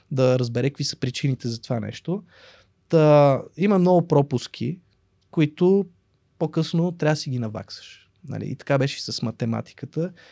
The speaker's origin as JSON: {"language": "Bulgarian", "country": "Russia", "tie": "born there", "said": "аз имам двойно гражданство, аз съм роден в Русия не съм живял там, ходил съм на гости на роднини, в момента имам роднини и в Русия, и в Украина."}